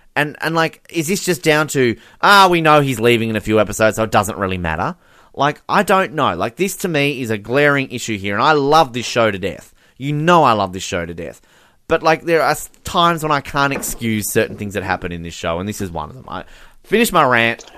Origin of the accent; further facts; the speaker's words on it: Australia; I'm Australian